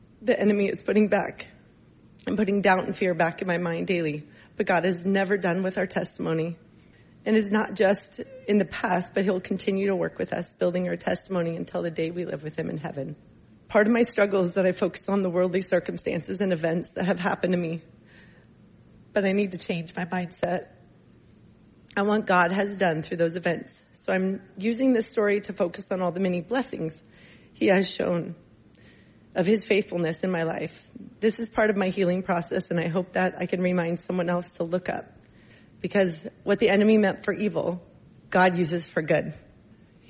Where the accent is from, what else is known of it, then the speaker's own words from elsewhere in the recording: Coquille, Oregon, United States; moved away as an adult; also born or lived in Scappoose, Oregon; I was born and raised in a small town of Coquille on the southern coast of Oregon